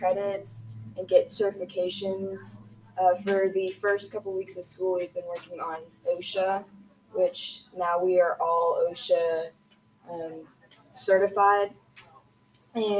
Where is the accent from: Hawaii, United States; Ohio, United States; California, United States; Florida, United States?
Ohio, United States; CNE; I'm from CNE, and I've been homeschooled my whole life